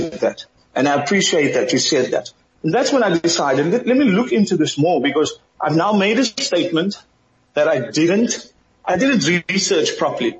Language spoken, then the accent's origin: English; Cape Town, Western Cape, South Africa; also born or lived in Thailand; now in Philippines; I'm from the Kaapse Vlakte.